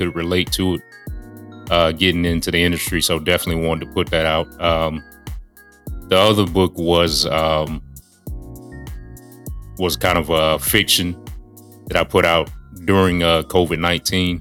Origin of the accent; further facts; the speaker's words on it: Charlotte, North Carolina, United States; moved away as an adult; I am back in Charlotte, North Carolina, in my hometown